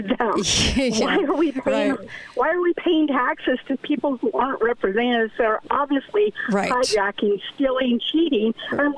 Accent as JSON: {"language": "English", "town": "Washington", "region": "District of Columbia", "country": "United States", "tie": "born or raised there", "said": "I grew up in Washington, D.C."}